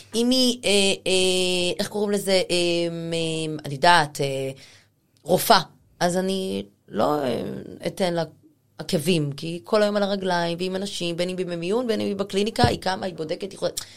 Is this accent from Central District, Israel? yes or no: yes; Rehovot, Central District, Israel; moved away as an adult; now in Tel Aviv, Israel; אני לא מתל אביב, אני מרחובות